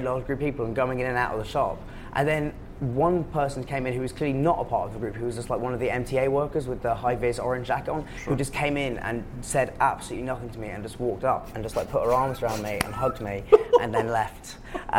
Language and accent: English; England, United Kingdom; accent: English; now in New York, United States; my English accent